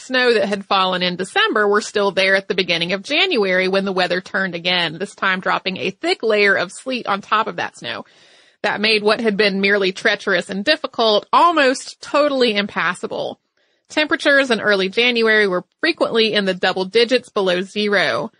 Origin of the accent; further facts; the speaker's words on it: the South, United States; also born or lived in Massachusetts; Now, I grew up in the South.